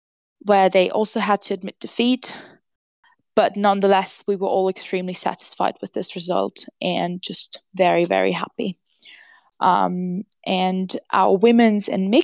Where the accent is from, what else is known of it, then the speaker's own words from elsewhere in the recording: Austria; moved away as an adult; now in London, United Kingdom; I am Austrian, so I was born in Austria, grew up in Austria, but I play for the Czech Republic because my mother was born in Czechoslovakia at that time. And now I live in England because I study in London